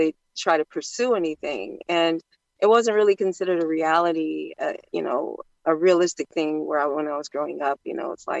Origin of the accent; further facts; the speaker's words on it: Ohio, United States; I'm from the Midwest, Ohio